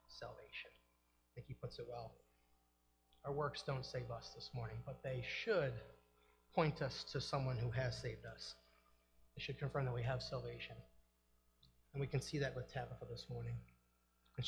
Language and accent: English; Eden, New York, United States; also born or lived in Tonawanda, New York; I'm from Eden, New York